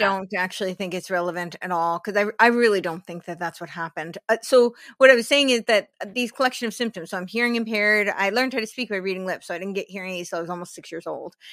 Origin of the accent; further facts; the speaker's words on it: New Jersey, United States; moved away; also born or lived in New York City; I grew up in New Jersey